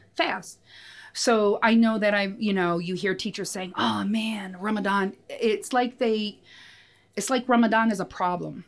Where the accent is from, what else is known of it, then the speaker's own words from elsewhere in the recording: United States; I grew up in the States